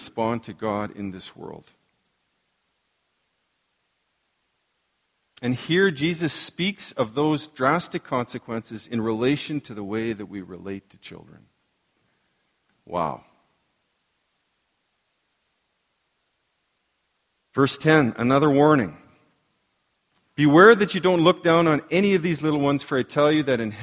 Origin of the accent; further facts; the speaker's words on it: La Ronge, Saskatchewan, Canada; I remember growing up in La Ronge